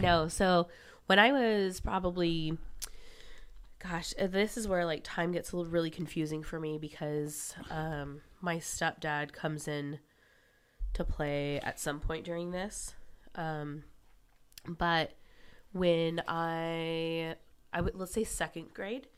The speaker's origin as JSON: {"language": "English", "town": "West Palm Beach", "region": "Florida", "country": "United States", "tie": "born or raised there", "said": "I was born in West Palm Beach"}